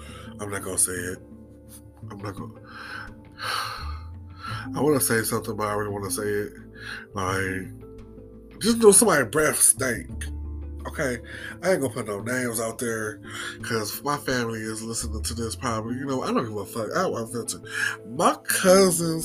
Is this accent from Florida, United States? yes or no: no; Cleveland, Ohio, United States; I'm from Cleveland. I live in Cleveland.